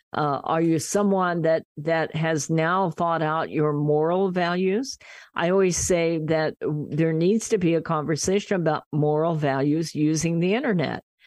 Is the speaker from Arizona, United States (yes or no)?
no; Kansas, United States; moved away as an adult; now in California, United States; I was from Kansas